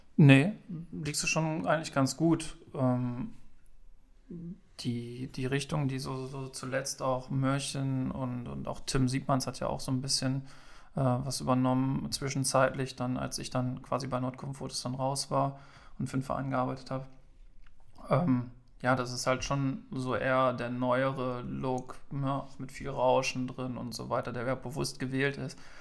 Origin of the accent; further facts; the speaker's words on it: Straelen, North Rhine-Westphalia, Germany; komme aus Strahlen am wunderschönen Niederrhein